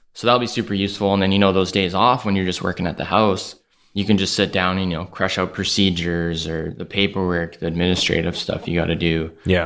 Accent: Calgary, Alberta, Canada; Calgary, Alberta

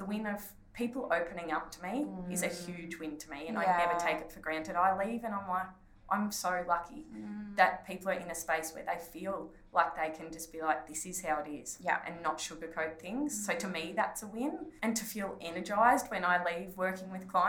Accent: Ballarat, Victoria, Australia; in Ballarat, in like close to my hometown

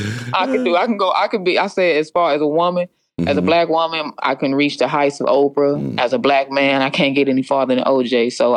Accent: United States; It's just that I'm Indian and I'm from the, you know, the Navajo tribe, half Navajo.

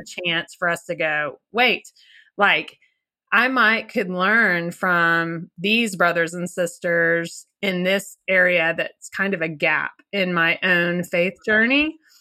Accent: Little Rock, Arkansas, United States; we are from Little Rock, Arkansas

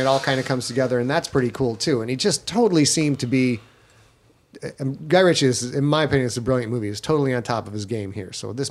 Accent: United States; watching this as an American

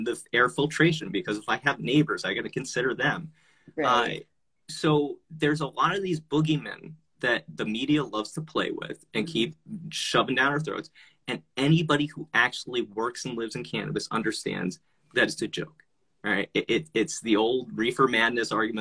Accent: New Jersey, United States; now in Las Vegas, United States; I grew up in Jersey

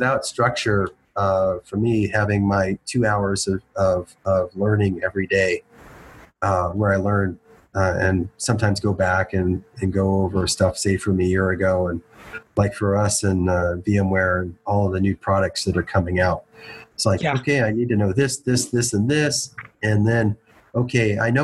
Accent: McAllen, Texas, United States; I grew up in McAllen, Texas, is where I went to high school

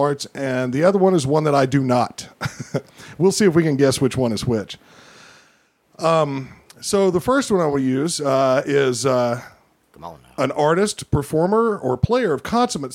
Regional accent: Oak Ridge, Tennessee, United States; I'm from Oak Ridge.

